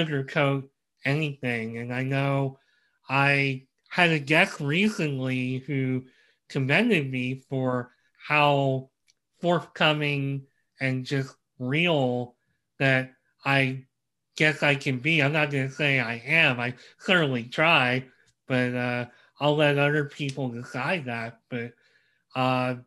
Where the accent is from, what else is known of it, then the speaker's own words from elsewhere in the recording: Reading, Pennsylvania, United States; I'm from Reading, PA